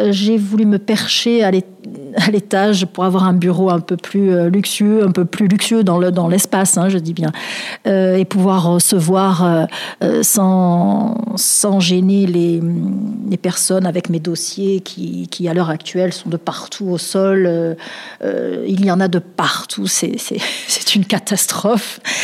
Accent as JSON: {"language": "French", "town": "Marseille", "region": "Provence-Alpes-Côte d'Azur", "country": "France", "tie": "born or raised there", "said": "j'ai vécu à Noailles, j'ai grandi à Noailles. Je, je suis une enfant de Noailles, vraiment"}